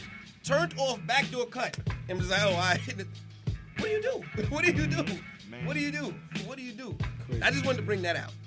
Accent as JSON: {"language": "English", "town": "New York City", "region": "New York", "country": "United States", "said": "I'm from New York."}